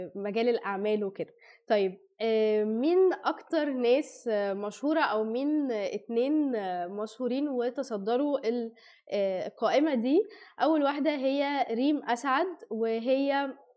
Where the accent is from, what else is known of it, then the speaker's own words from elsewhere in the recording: Egypt; also born or lived in Saudi Arabia; احنا كمصريين